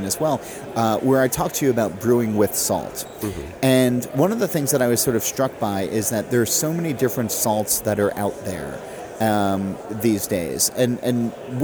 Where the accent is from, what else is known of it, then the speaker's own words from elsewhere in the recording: Jersey Shore, New Jersey, United States; I grew up on the Jersey Shore